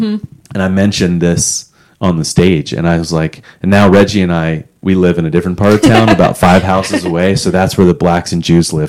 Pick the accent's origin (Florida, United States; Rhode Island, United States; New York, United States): Florida, United States; also born or lived in Los Angeles, California; I grew up beach kid in Florida, moved from LA, and now I'm just